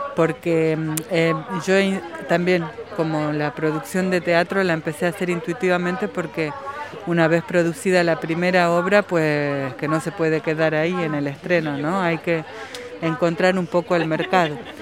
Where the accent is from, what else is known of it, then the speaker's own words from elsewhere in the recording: Argentina; moved away as an adult; also born or lived in Buenos Aires / Paris; now in Palma de Mallorca, Spain; No soy una argentina en París, pero lo fui en algún momento.